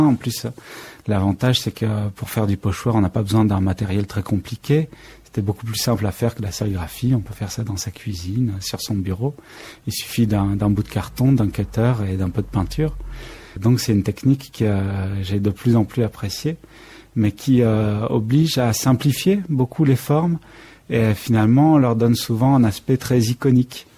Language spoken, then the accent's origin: French; Limousin, Nouvelle-Aquitaine, France; j'ai été élevé dans le Limousin